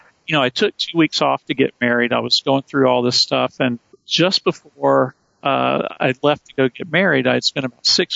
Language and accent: English; rural North Carolina, United States; I grew up around a bunch of good old boys in rural North Carolina.